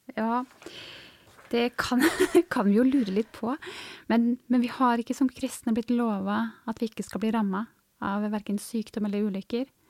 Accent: Hurdal, Akershus, Norway; moved away as an adult; now in Tysvær, Norway; Jeg kommer opprinnelig fra Hurdal, en bygd litt nord for Oslo

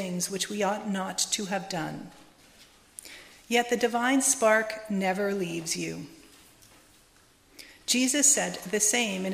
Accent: Montreal, Quebec, Canada; I was raised in the Lakeshore Unitarian Church in the suburbs of Montreal, and Fred Cappuccino was the minister that I grew up

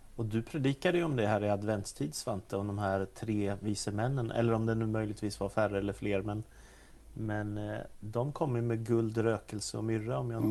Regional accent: Stockholm, Stockholm County, Sweden; Jag växte upp i Stockholm

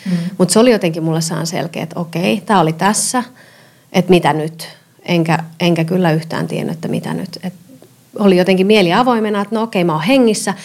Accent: Seinäjoki, South Ostrobothnia, Finland; moved away as an adult; also born or lived in Tampere / Helsinki / Vienna; now in Helsinki region, Finland; Mä oon Pohjanmaalta kotoisin

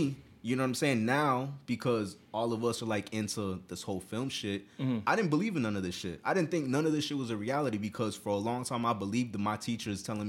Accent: United States; I'm American born

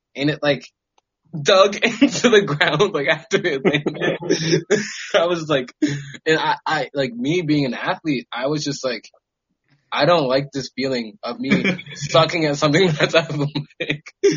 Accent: Maryland, United States; moved away as an adult; also born or lived in upstate New York / California; I am from Maryland on the East Coast

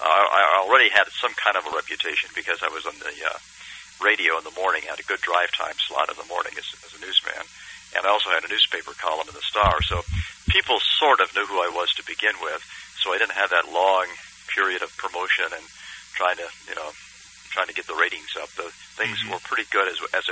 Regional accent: Indianapolis, Indiana, United States; I grew up in Indianapolis. I'm a kind of an indie kid.

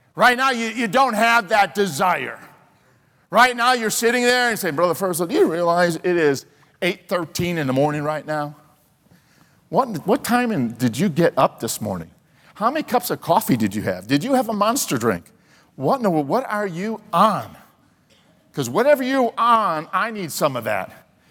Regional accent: Chicago, Illinois, United States; growing up in Chicago

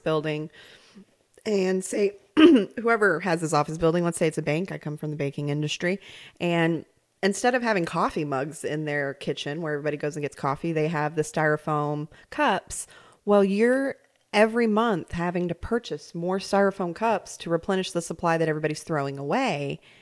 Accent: New York, United States; moved away; also born or lived in Central Arkansas; I grew up in New York

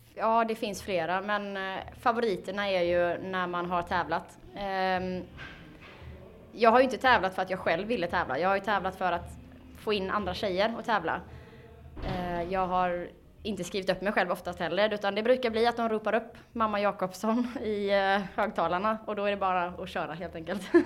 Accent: Falkenberg, Halland County, Sweden; Vi kommer från eh, Falkenberg.

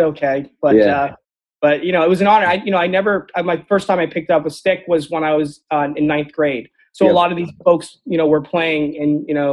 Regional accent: Central Maine, United States; born or raised there; also born or lived in Port-au-Prince, Haiti

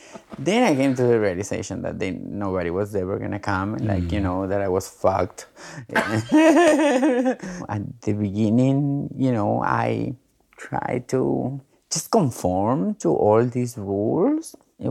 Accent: Argentina; now in Queens, United States; I am a transgender woman. I live in Queens, but I am originally from Argentina.

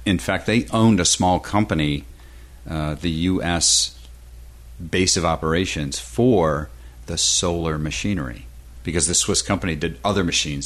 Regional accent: Western New York, United States; now in Florida, United States; back in the homestead uh, in Western New York

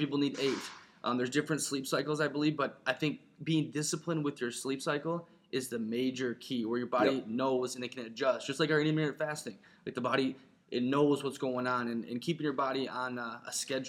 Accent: Ireland; I'm Irish.

